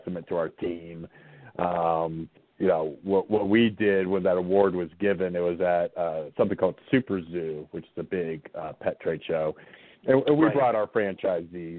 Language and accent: English; Southwest Virginia, United States; I grew up in Southwest Virginia, farming area.